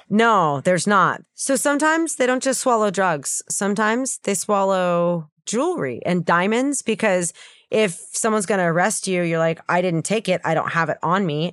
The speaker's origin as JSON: {"language": "English", "country": "United States", "said": "I'm American"}